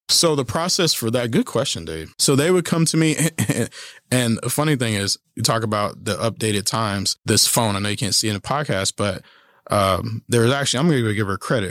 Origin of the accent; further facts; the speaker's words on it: Kansas City, Kansas, United States; moved away as an adult; also born or lived in Colorado Springs, Colorado; now in Manhattan, United States; I am originally from Kansas City, Kansas